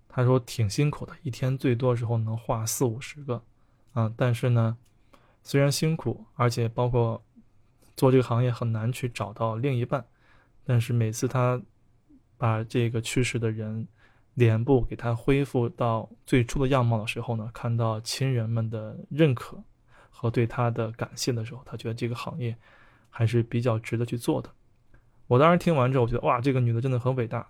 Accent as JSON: {"language": "Chinese", "country": "China", "said": "我们中国有很多喜葬的方式"}